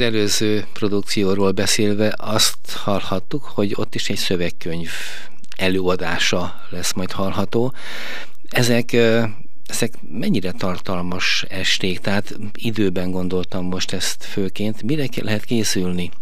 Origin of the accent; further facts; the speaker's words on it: Veszprém, Veszprém County, Hungary; mint Veszprémi